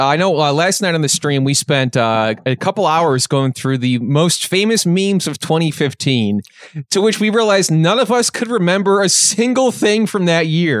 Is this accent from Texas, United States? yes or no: no; Chicago, Illinois, United States; We're from Chicago, Illinois.